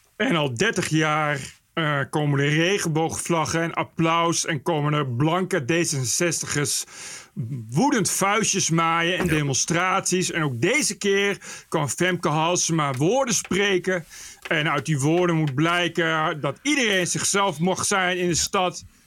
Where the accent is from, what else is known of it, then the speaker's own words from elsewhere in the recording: Ede, Gelderland, Netherlands; moved away; also born or lived in Nijmegen; het is gemeente Ede, daar kom ik vandaan